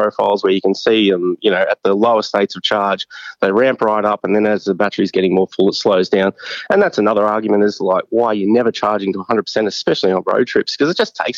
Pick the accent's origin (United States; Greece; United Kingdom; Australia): Australia; Brisbane, Queensland; I'm from Brisbane